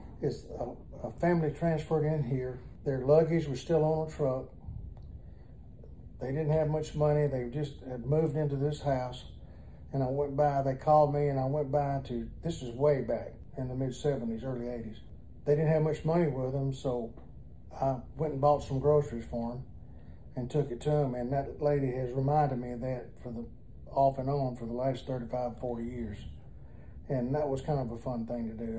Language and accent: English; Reform, Alabama, United States; also born or lived in Madisonville, Tennessee / Huntsville, Alabama; I'm from a small town called Reform, Alabama, which is 30 miles west of Tuscaloosa, Pickens County.